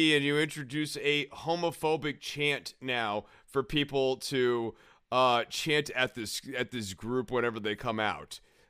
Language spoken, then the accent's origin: English; Cincinnati, Ohio, United States; I just think I'm from Cincinnati. Cincinnati, the Bengals, Cincinnati.